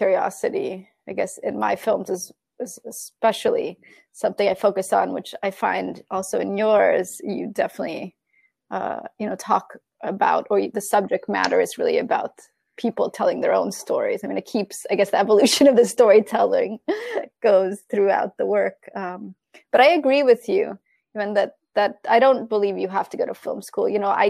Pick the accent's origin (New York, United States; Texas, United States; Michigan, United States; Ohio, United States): New York, United States; moved away as an adult; also born or lived in Italy; went to Italy from New York, where I grew up